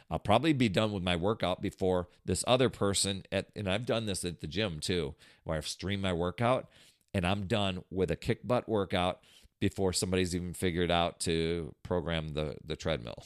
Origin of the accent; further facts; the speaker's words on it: Wisconsin, United States; I grew up in Wisconsin